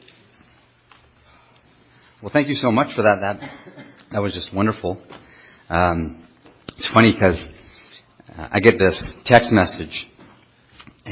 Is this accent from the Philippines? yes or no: no; Canada; first language French; English is a second language; I'm French Canadian. I just speak loudly